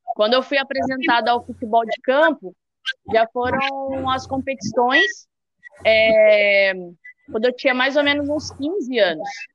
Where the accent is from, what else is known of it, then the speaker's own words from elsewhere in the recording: Limeira, São Paulo, Brazil; eu com a Michelle, nós duas somos de Limeira